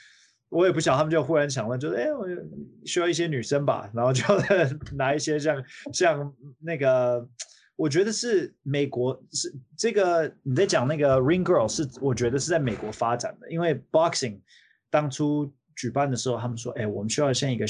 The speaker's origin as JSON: {"language": "Chinese", "country": "Taiwan", "tie": "born or raised there", "lives_now": "United States", "said": "然后我觉得小时候长大在另外一个国家对我的帮助很好的原因，是因为可以多接触这个这个国家，这不同的国家不不同的文化，所以我回来到美国的时候呢。"}